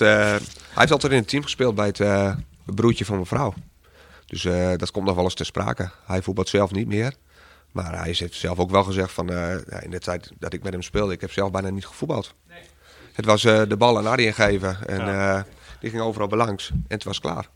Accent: Bedum, Groningen, Netherlands; ik uit Bedem kom

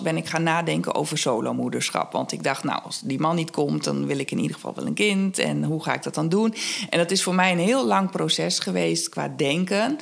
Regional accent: Twente, Overijssel, Netherlands; moved away; Ik kom uit Twente

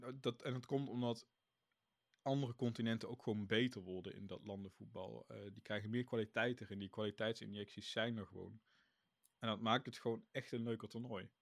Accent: Netherlands; wij uit Nederland komen. Dus misschien is dat ook een beetje het ding. We zijn Nederlanders

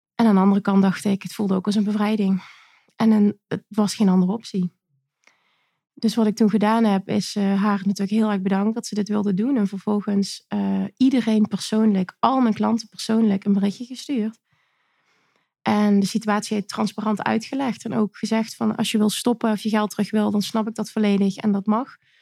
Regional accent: Limburg, Netherlands; Ik kom uit Limburg

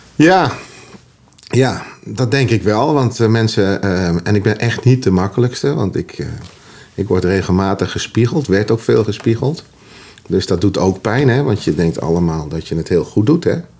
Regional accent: Utrecht, Netherlands; accent: plat Utrechts; Ik ben als schoffie opgegroeid, zo, zo, zo simpel is dat. Schoffie in Utrecht.

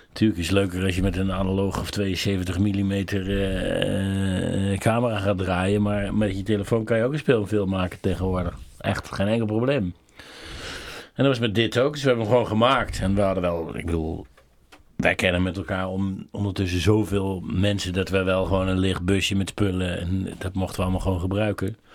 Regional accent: Netherlands; ik ben een Nederlander

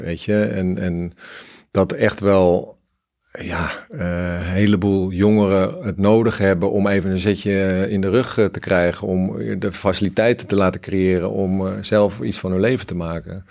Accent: Cambodia; now in Netherlands; ik kom uit Cambodja, daar heb ik het wel aardig wat meegemaakt en gezien.

